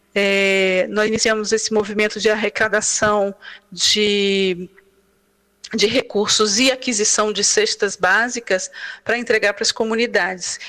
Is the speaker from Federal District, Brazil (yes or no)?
yes; Brasília, Federal District, Brazil; Nós somos de Brasília, Distrito Federal